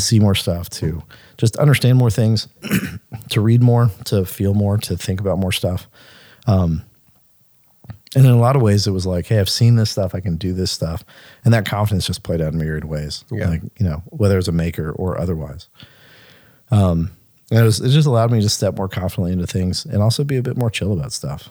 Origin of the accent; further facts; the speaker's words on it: Mississippi, United States; we, we grew up in Mississippi.